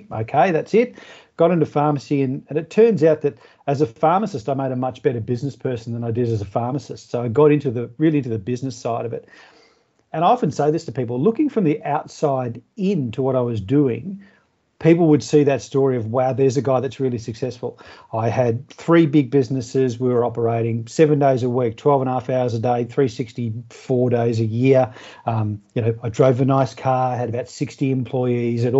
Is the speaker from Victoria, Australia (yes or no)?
yes; Melbourne, Victoria, Australia; moved away as an adult; now in regional Victoria, Australia; I grew up in Melbourne and I went to school in Melbourne, grew up in Melbourne